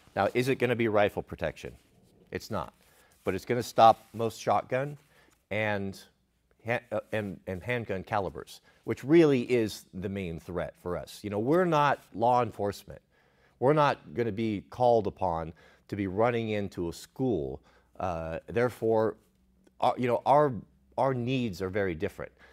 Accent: Portland, Oregon, United States; Growing up in Portland

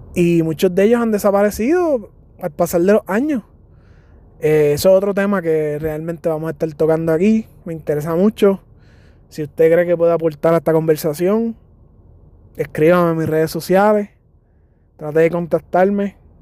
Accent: San Germán, Puerto Rico; also born or lived in Mayagüez, Puerto Rico; Soy de Puerto Rico. Nacido en Mayagüez, Puerto Rico. Criado en San Germán, Puerto Rico.

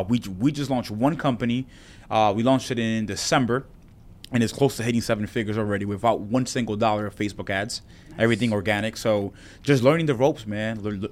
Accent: New York City, New York, United States; I'll say my hometown back in Washington Heights.

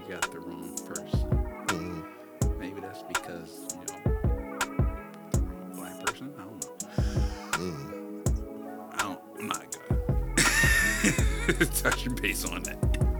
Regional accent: Camden, New Jersey, United States; Especially when people don't realize I'm from Camden.

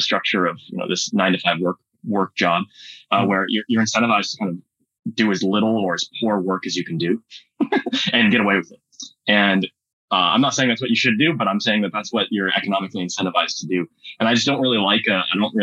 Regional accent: Silicon Valley, California, United States; I grew up in Silicon Valley

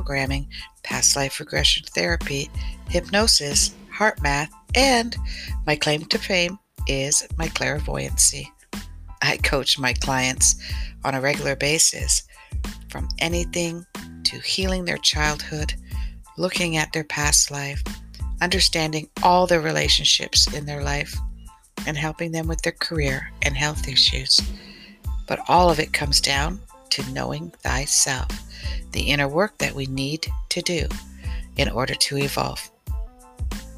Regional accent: Canada; I'm Canadian.

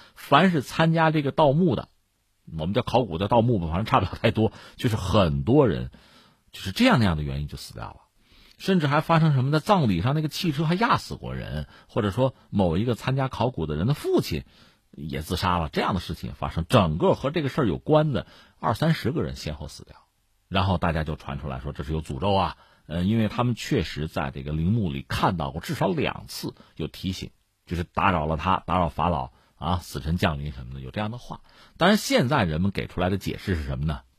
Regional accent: China; 我们中国人

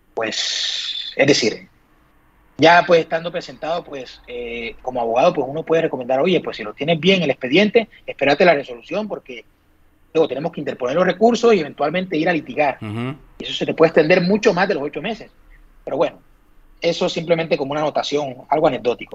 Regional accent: Colombia; now in Madrid, Spain; yo soy extranjero, yo me siento colombiano 100%

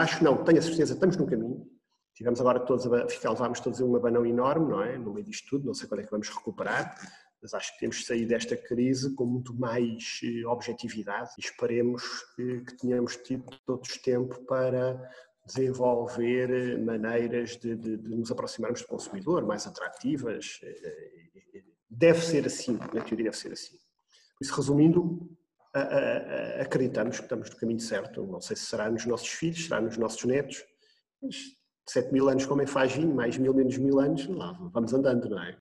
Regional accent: Portugal; moved away as an adult; also born or lived in Argentina; como português que somos, família, quisemos voltar para Portugal

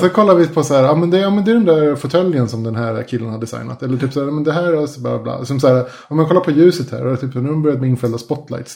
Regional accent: Spain; now in Sweden; när jag var liten och bodde i Spanien

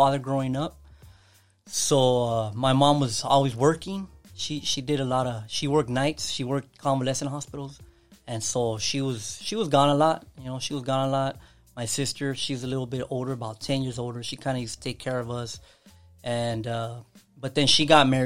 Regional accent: Los Angeles, California, United States; also born or lived in Rosemead, San Gabriel Valley; I was raised, all my family was raised in East LA, Boyle Heights area. I was raised there as well

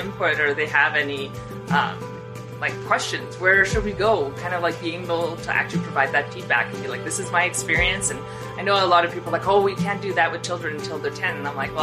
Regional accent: Edmonton, Alberta, Canada; I'm from Edmonton, Canada.

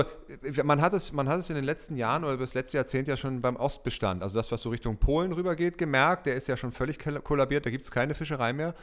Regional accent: Germany; ich bin in der Elbe groß geworden, westlich von Hamburg

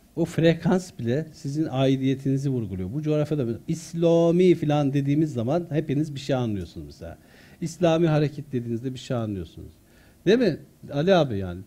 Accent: Konya, Turkey; also born or lived in Artvin / Çumra; ben e, İmam Hatip'te okurken Konya'da büyüdüm.

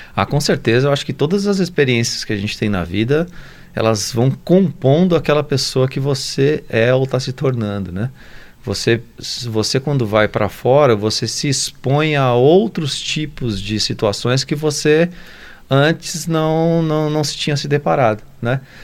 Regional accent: São Paulo, Brazil; moved away as an adult; also born or lived in France / United States; now in Lavras, Brazil; nasceu lá no Jaçanã, em São Paulo. Sou paulistano

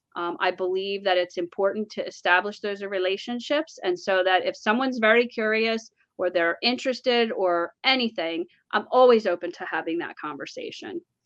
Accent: New Jersey, United States; moved away; we're from Jersey

